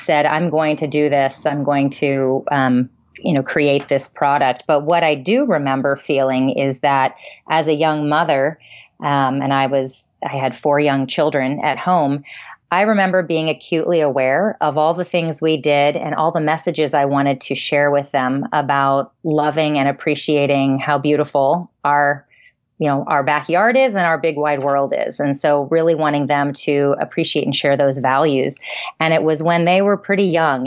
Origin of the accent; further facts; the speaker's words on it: Maryland, United States; I grew up in Maryland